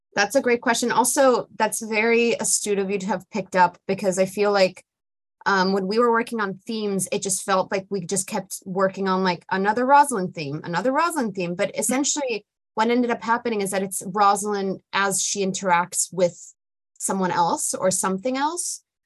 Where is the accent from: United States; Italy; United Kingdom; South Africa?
Italy; I grew up in Italy